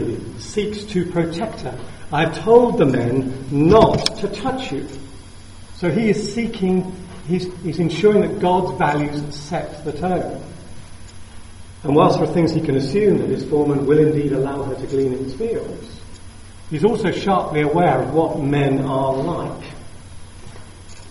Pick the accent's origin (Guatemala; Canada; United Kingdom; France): United Kingdom; South of England; being Southern English people